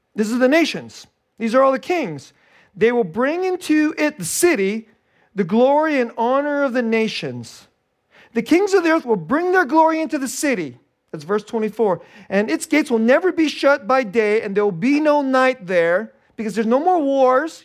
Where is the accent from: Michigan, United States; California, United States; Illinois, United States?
California, United States; Bay Area; I'm from the Bay Area. It's a very secular place.